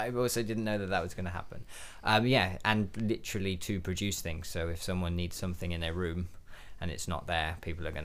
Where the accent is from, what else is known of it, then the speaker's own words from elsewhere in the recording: Wiltshire, South West England, United Kingdom; moved away as an adult; also born or lived in Carmarthen; now in Cardiff, United Kingdom; I'm originally from Wiltshire. And then I went to university in Carmarthen. And now I'm based in Cardiff and I've been here, like, 6 years